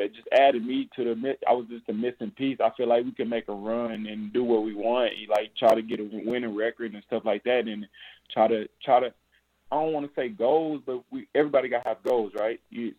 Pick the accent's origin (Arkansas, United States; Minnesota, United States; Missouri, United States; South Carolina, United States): Arkansas, United States; Jonesboro; moved away as an adult; I'm blessed to be back in the city of Jonesboro and my hometown